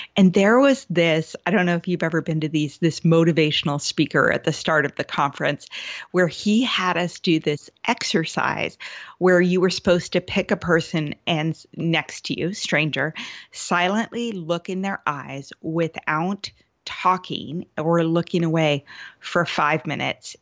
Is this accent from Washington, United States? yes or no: yes; Seattle, Washington, United States; I'm from the Seattle area as well.